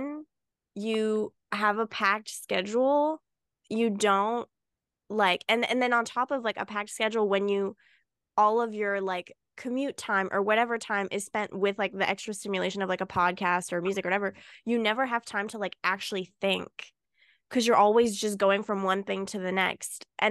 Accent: Canada; I was born in Canada.

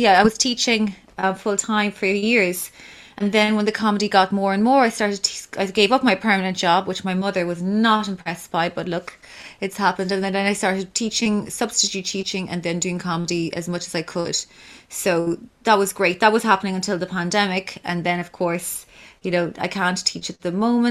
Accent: Kilkenny, Leinster, Ireland; my hometown of Kilkenny

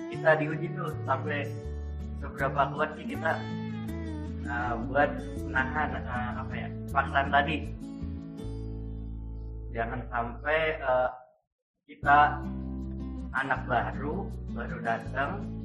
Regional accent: Java, Indonesia; biasanya sih kalau kan kalau saya kan Jawa

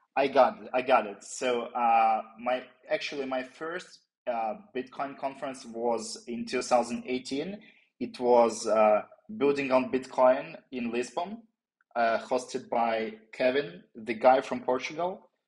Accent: Ukraine; I'm from Ukraine originally

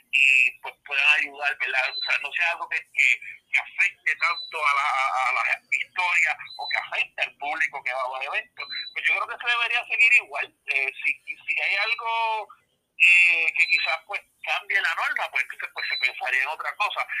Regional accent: Ponce, Puerto Rico; also born or lived in Adjuntas; yo nací en Ponce, pero mi familia es del pueblo de Adjuntas

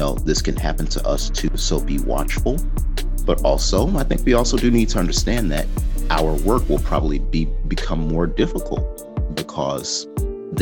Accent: Chicago, Illinois, United States; moved away as an adult; also born or lived in Grand Rapids, Michigan; now in China; I grew up on the South Side of Chicago

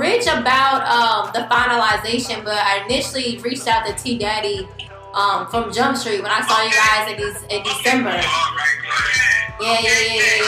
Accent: the Carolinas, United States; accent: Carolina twang; I'm from the Carolinas, so we got that Carolina twang up here

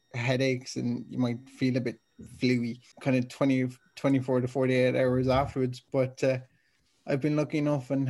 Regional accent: Dublin, Leinster, Ireland; I'm from Dublin.

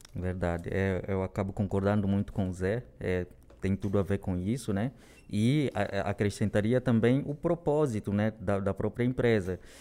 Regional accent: Luanda, Luanda Province, Angola; moved away as an adult; also born or lived in Rio de Janeiro; now in São Paulo, Brazil; Eu venho de Angola, né? É, nasci lá na capital de Angola, Luanda, e eu moro no Brasil já há nove anos

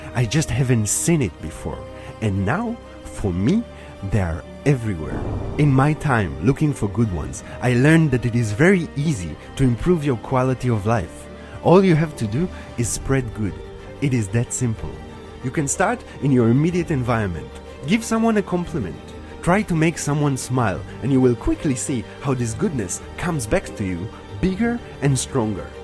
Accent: Israel; moved away as an adult; now in Berlin, Germany; I was born in Israel, and for the last sixteen years, I've been living in Berlin.

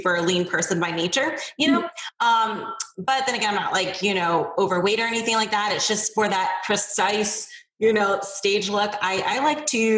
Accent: Akron, Ohio, United States; I was born and raised in Akron, Ohio

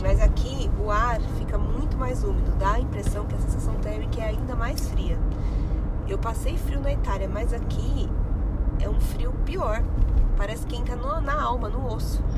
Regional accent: São Paulo, Brazil; nascida e crescida em São Paulo.

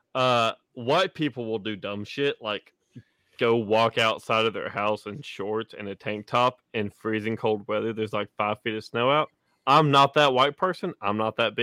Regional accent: the South, United States; I'm from the South.

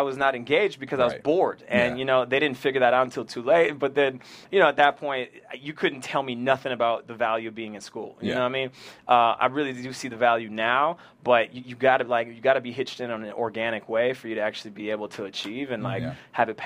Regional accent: Ottawa, Ontario, Canada; moved away as an adult; my hometown in Ottawa

